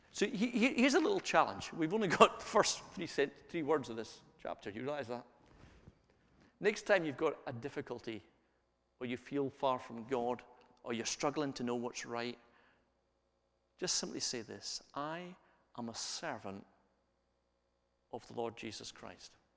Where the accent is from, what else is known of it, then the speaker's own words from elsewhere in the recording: Scotland, United Kingdom; We're Scottish